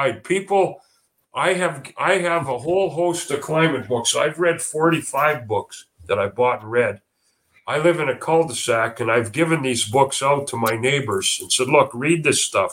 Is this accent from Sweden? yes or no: no; Manitoba, Canada; now in Calgary, Canada; I grew up in Manitoba